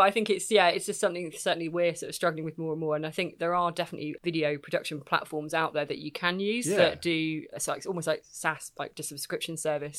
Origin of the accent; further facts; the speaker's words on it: South East England, United Kingdom; It's sort of very, very Kent. But that's because I'm from Kent